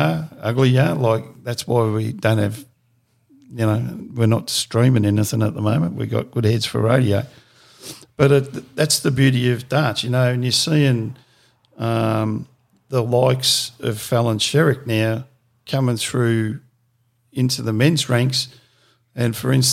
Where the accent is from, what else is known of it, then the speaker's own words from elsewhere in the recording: Victoria, Australia; Growing up in Victoria